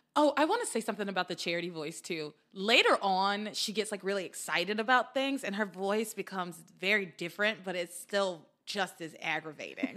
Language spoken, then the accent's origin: English; Atlanta, Georgia, United States; my parents told me I was born in Atlanta